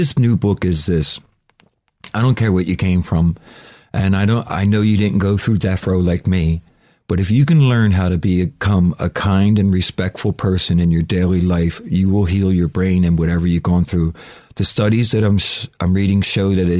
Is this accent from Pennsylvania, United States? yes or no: yes; Philadelphia, Pennsylvania, United States; moved away as an adult; now in England; the hellhole I was raised in Philadelphia